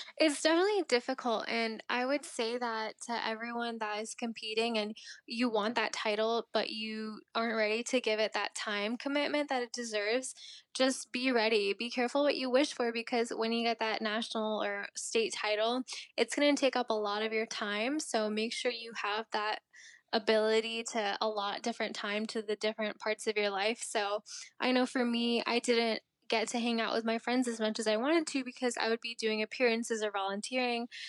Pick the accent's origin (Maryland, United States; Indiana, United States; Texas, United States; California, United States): Maryland, United States; also born or lived in India; I am from Maryland